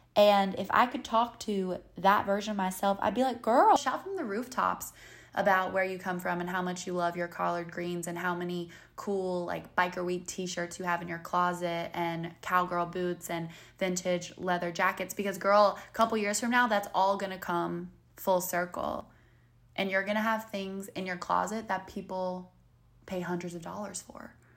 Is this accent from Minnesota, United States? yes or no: no; North Carolina, United States; accent: Southern; moved away as an adult; now in New York City, United States; I'm from North Carolina.